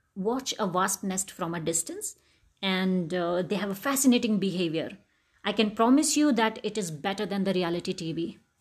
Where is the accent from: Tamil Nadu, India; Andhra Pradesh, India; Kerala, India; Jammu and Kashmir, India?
Jammu and Kashmir, India; Jammu; I grew up in Jammu